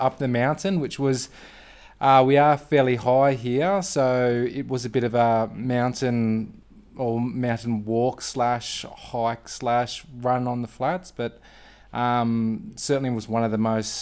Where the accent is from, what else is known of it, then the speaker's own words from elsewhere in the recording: Brisbane, Queensland, Australia; I'm from Australia, sunny Brisbane in Queensland